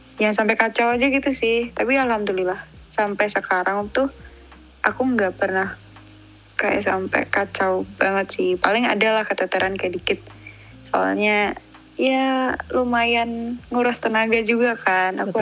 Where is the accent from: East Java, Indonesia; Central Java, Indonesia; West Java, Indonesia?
East Java, Indonesia; Malang; accent: medok; aku kan Jawa Timur